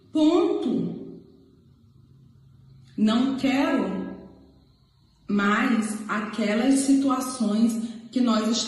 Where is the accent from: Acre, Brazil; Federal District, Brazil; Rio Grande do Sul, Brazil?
Acre, Brazil; Resumindo um pouco a minha história, sou acriana, nasci no Acre, moro no Acre e mas sou tricolor.